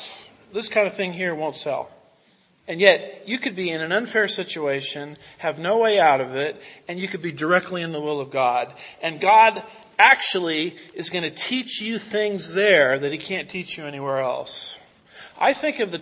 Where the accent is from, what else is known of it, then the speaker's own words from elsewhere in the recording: United States; as an American